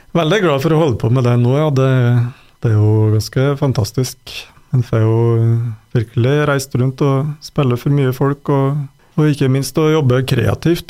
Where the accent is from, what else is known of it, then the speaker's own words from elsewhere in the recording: Røros, Trøndelag, Norway; moved away as an adult; also born or lived in Sweden; jeg vokste opp på Røros, da. Og etter en del år borte, bl.a. i Sverige, så har jeg flytta hjem igjen i fjor